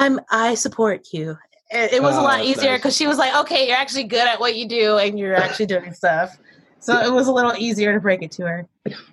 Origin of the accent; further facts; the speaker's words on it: Paterson, New Jersey, United States; born there; also born or lived in Virginia; So I grew up, I was born in New Jersey, Patterson. Yep. First generation. My mother's side is from Dominican Republic.